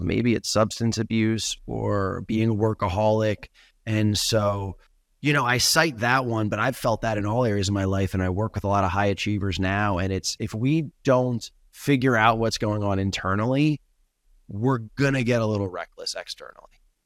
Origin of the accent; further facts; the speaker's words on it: New York, United States; moved away as an adult; now in Los Angeles, United States; I grew up in New York, left the East Coast, moved to L